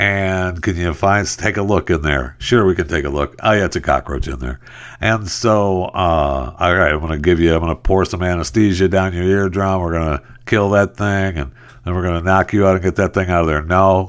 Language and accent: English; Michigan, United States; I mean, I was raised out in the Michigan farm, like dairy country, and you smell in the summertime, that smell of dairy farms and cows it permeates the air.